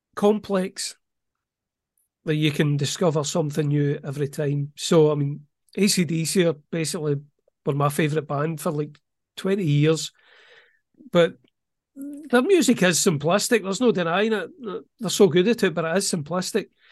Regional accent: Welsh, Wales, United Kingdom; I'm a Welsh author

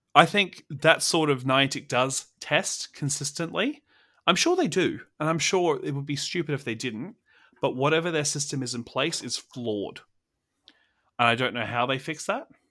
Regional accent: Australia; as an Australian

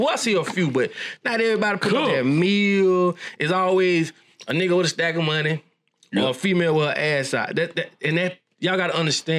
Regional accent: Bellevue, United States; Listen, boy, I come from there. I'm from Bellevue.

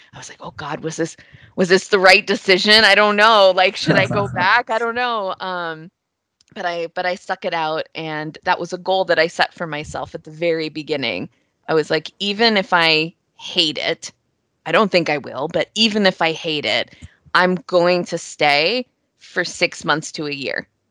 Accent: Northern Virginia, United States; also born or lived in New York; I grew up outside of Washington, D.C., in Northern Virginia

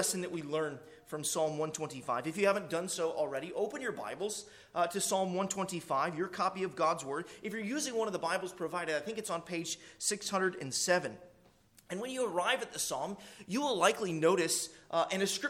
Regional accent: Arkansas, United States; You might could say, I was born in Arkansas, so might could is a southern phrase

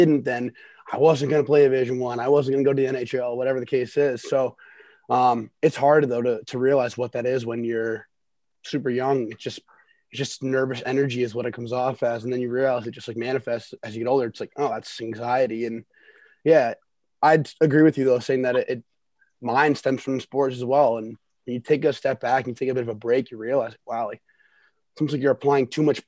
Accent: Western Canada, Canada; now in United States; growing up in Western Canada, they, you know, they had the Bantam draft for the WHL.

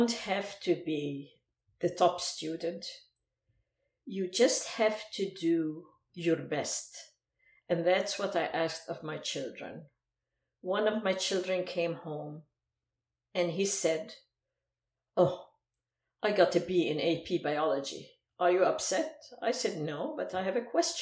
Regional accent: Aleppo, Aleppo Governorate, Syria; first language Arabic; English is a second language; moved away as an adult; also born or lived in Lebanon; now in United States; my hometown, Aleppo

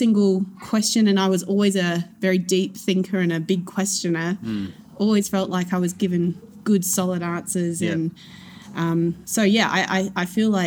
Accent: Adelaide Hills, South Australia, Australia; we grew up in Adelaide Hills

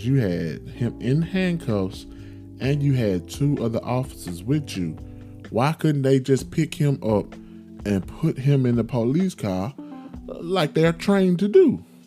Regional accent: Memphis, Tennessee, United States; my hometown, Memphis, Tennessee, love it to death

